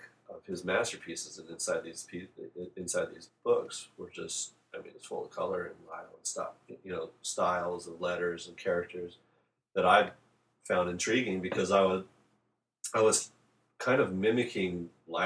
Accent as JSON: {"language": "English", "town": "San Diego", "region": "California", "country": "United States", "tie": "born or raised there", "said": "I was born and raised in San Diego"}